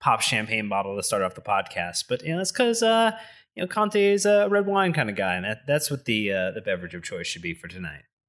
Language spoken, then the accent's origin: English; United States; we are from America